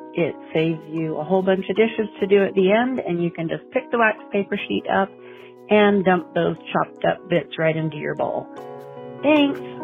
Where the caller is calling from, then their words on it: Spring Creek, Nevada, United States; I'm calling from Spring Creek, Nevada